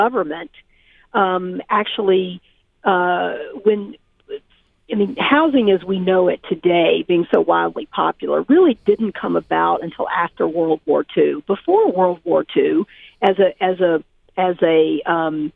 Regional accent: the South, United States; I grew up in the South

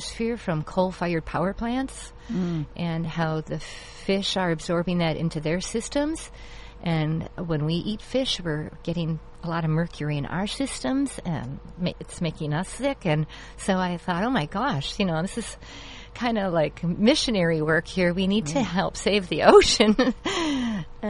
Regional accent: Kenosha, Wisconsin, United States; now in Orange County, United States; I moved here from Wisconsin as well. I grew up just a few blocks from Lake

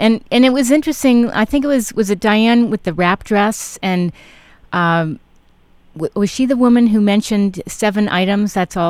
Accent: New York City, New York, United States; I grew up in Manhattan.

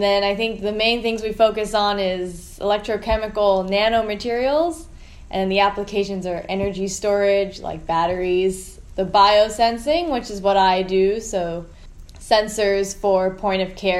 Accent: Falls Church, Virginia, United States; moved away as an adult; also born or lived in Philippines; now in California, United States; I am originally from Washington, D.C. area in the Falls Church area. And I pretty much grew up on the East Coast. There was a period where I lived in the Philippines also for 3 years. But Virginia is my home

